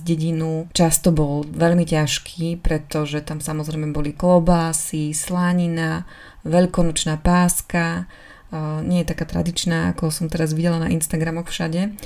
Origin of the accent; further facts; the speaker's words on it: eastern Slovakia, Slovakia; moved away; u nás na východe je taká tradícia